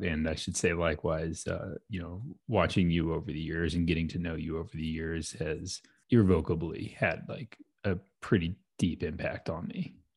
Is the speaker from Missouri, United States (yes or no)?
yes; St. Louis, Missouri, United States; born and raised in St. Louis